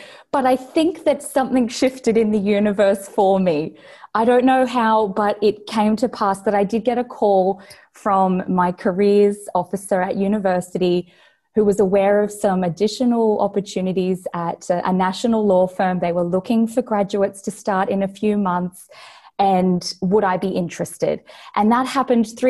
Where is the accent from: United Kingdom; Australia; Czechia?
Australia; accent: Australian; also born or lived in Brisbane, Australia; based here in Brisbane, Australia. You can probably tell from my accent.